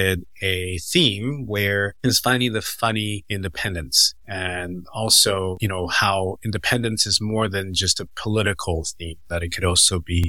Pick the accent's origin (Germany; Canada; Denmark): Canada; also born or lived in Taiwan; Canada, I'm Taiwanese, and Taiwan, I'm Canadian